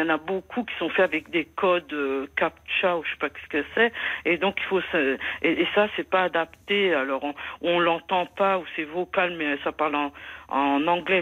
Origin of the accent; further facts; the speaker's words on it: Moselle, Grand Est, France; je suis de la Moselle